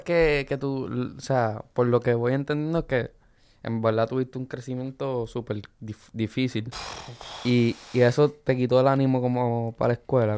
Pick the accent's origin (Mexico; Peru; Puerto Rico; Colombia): Puerto Rico; Luquillo; Yo dije Luquillo